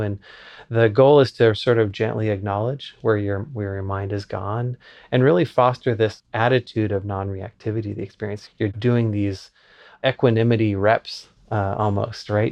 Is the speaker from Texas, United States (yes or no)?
no; Lincoln, Nebraska, United States; I grew up in Lincoln, Nebraska as a professor's kid.